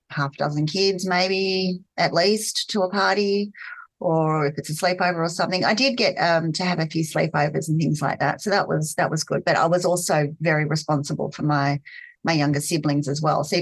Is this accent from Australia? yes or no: yes; Sydney, New South Wales, Australia; growing up in Sydney